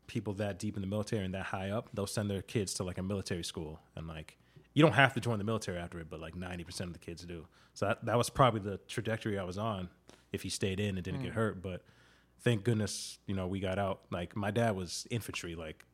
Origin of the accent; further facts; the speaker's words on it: Camp Lejeune, North Carolina, United States; born there; also born or lived in Okinawa, Japan / Miami; Yeah, so I was born in Camp Lejeune down in North Carolina. Then we moved to Okinawa, Japan for a year.